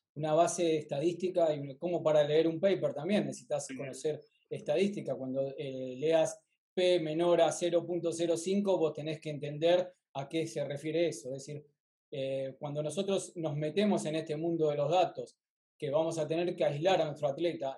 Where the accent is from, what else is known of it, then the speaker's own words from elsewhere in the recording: Argentina; de Argentina